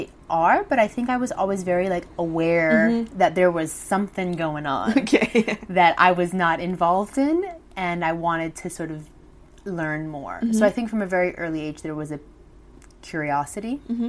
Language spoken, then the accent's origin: English; Bermuda; also born or lived in Mexico / Brazil; now in London, United Kingdom; I'm originally from Bermuda, born and raised, which is, had a very lovely, you know, beautiful childhood growing up on beautiful tropical island.